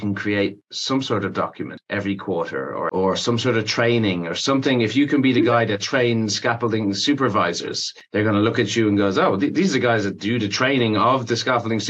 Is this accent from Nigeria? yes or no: no; Ireland; when I was growing up in Ireland